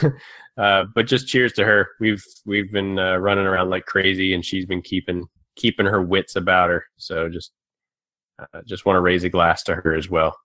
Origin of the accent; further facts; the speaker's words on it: Maryland, United States; moved away; I'm originally from Maryland